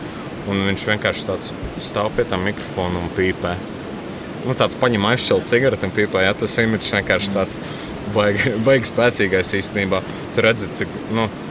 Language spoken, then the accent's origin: Latvian; Latvia; mēs esam vienīgie latvieši.